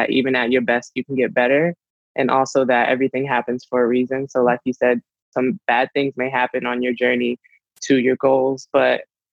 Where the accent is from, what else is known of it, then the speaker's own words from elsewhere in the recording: North Carolina, United States; moved away as an adult; now in California, United States; go back home to North Carolina, because I moved from North Carolina all the way to California for rugby